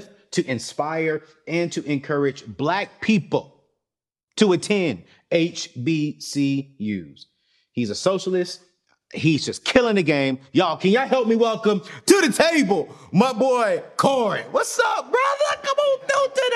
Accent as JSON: {"language": "English", "town": "Fayetteville", "region": "North Carolina", "country": "United States", "tie": "born or raised there", "said": "I grew up in Fayetteville"}